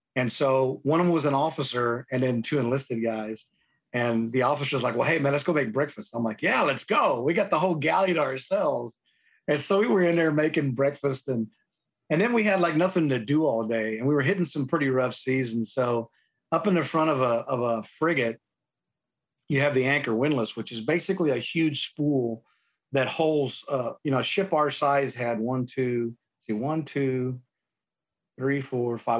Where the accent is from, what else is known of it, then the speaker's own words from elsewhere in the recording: San Antonio, Texas, United States; I grew up in San Antonio. Um, born and raised